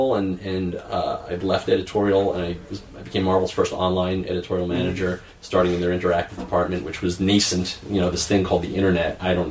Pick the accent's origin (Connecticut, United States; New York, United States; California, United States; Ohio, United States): New York, United States; Lawrence; I grew up in Lawrence, New York. It's south shore of Long Island, about 15 minutes from JFK